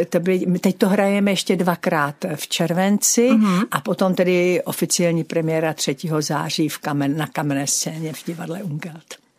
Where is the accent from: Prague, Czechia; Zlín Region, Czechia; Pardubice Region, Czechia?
Prague, Czechia; moje kořeny, moje osobní už jsou tady v Praze a já jsem prostě oddaná Pražačka, Prahu miluju